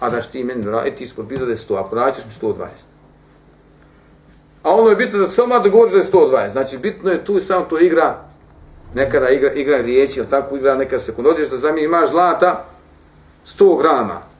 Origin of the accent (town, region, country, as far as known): Bosnia & Herzegovina